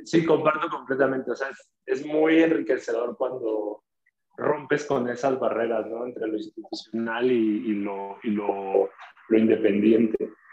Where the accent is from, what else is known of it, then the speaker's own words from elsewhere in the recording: Tuxtla Gutiérrez, Chiapas, Mexico; las periferias de, Tuxtla, que es de donde, de donde soy.